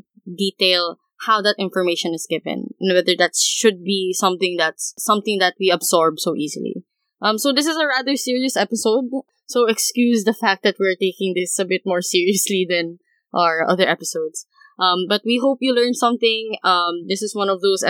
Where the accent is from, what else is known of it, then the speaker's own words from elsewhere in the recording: Philippines; we're from the Philippines